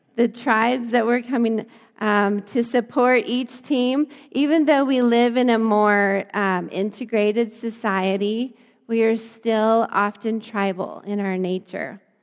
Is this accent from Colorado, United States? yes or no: yes; Lamar, Colorado, United States; I grew up in Lamar, Colorado. My little small hometown was not very ethnically diverse at all